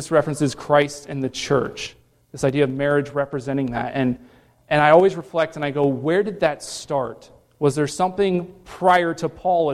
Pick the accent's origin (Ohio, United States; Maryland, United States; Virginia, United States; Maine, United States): Ohio, United States; Cincinnati; also born or lived in Columbus, Ohio; I grew up in Cincinnati, born and raised there, and then I moved up to Columbus for college